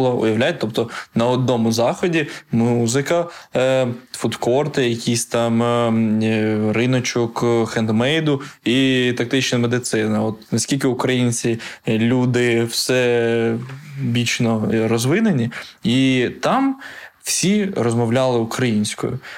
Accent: Ukraine; Ні, я з України. Це там, де Європа. Це там, де Дніпро.

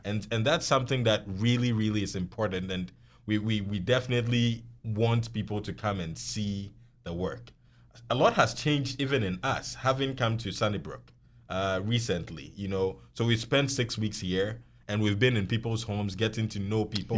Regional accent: southern Ghana, Ghana; also born or lived in Tamale; I grew up in the South, where Christianity was predominant religion

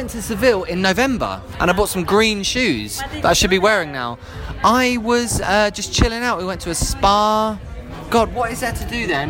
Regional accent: London, United Kingdom; also born or lived in New York / San Sebastian; I'm from London.

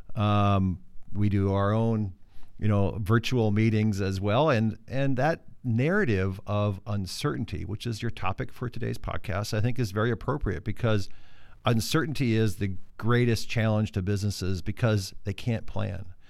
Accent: Mitchell, South Dakota, United States; moved away; also born or lived in California; I grew up in South Dakota, but I was born in California

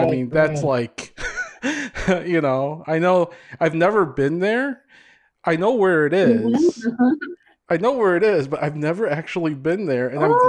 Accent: Hopkins, Minnesota, United States; I grew up in Hopkins. In like the western suburbs, Minnetonka.

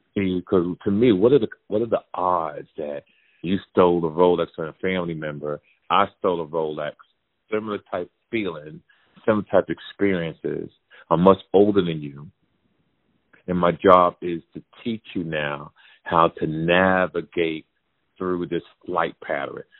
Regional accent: Jersey City, New Jersey, United States; my hometown, Jersey City, New Jersey

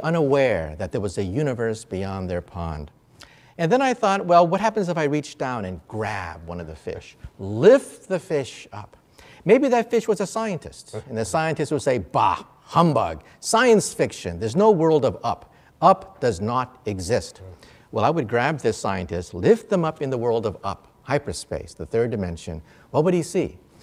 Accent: San Francisco, California, United States; growing up in San Francisco area

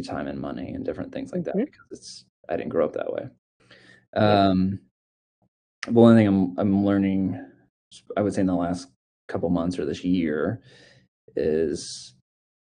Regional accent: Missouri, United States; I grew up in Missouri, very poor, like literally grew up in a trailer

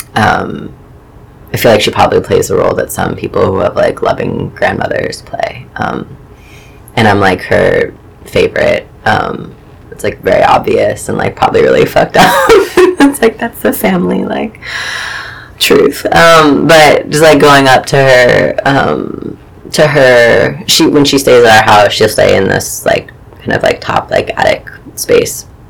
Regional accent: Chagrin Falls, Ohio, United States; moved away as an adult; now in New York, United States; grew up in um, in a small suburb of Cleveland, Ohio, um, called Chagrin Falls

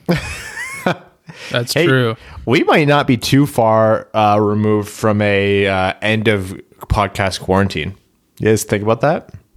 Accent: Canada; we're Canadian

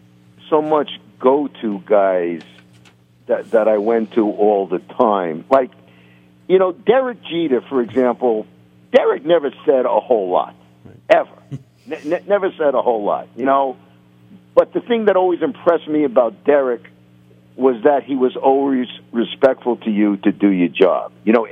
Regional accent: New York, United States; It would have been a mistake for me to go because I am a New Yorker. And I pride myself on that.

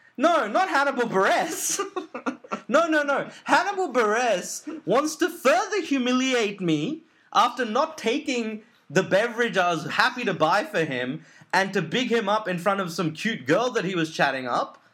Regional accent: Sydney, New South Wales, Australia; I'm from Sydney

